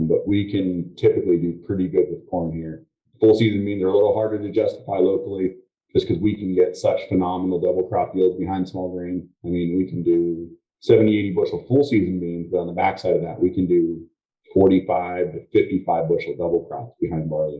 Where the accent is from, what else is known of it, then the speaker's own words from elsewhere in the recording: Mount Joy, Pennsylvania, United States; We're from Mount Joy, Pennsylvania, which is south central Pennsylvania